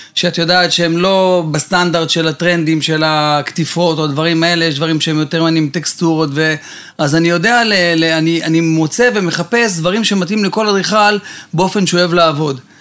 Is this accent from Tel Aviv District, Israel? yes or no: yes; Bat Yam, Tel Aviv District, Israel; רוב ילדותי עברתי בבת ים, חוף הים, גלישת גלים